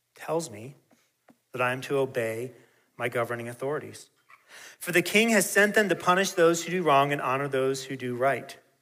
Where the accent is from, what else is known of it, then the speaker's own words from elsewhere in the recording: United States; given the choices of countries I could have been born into. I'm incredibly thankful and grateful to God that He chose to place me here